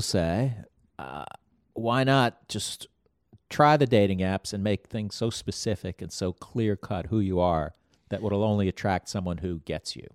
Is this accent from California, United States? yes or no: no; Florida, United States; moved away as an adult; also born or lived in Bronx, New York; lived in Florida when I was eight to, like, twenty-three or something like